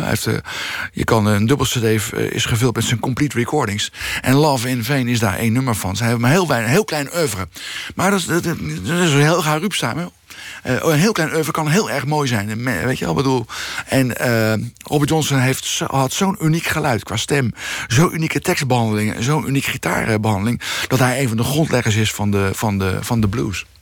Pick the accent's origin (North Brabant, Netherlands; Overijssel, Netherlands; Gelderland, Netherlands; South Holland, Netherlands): South Holland, Netherlands; The Hague; ik ben opgegroeid in Bezuidenhout